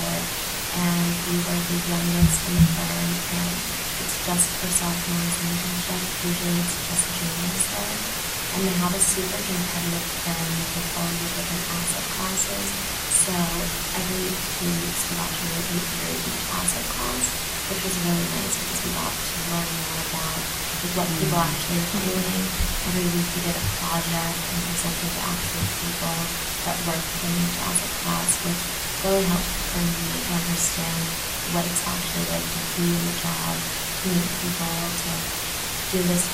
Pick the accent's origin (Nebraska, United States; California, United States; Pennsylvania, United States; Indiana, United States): Pennsylvania, United States; Philadelphia; I'm a junior political science and economics major from Philadelphia, Pennsylvania